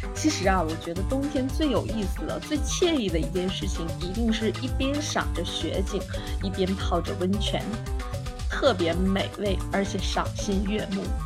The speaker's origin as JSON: {"language": "Chinese", "region": "Jilin", "country": "China", "tie": "born or raised there", "said": "作为一个土生土长的吉林人"}